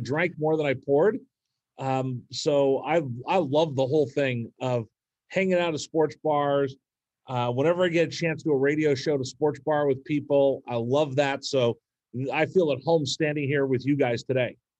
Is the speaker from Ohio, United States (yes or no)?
no; Bay Area, California, United States; moved away; also born or lived in Bakersfield, California; I grew up in the Bay Area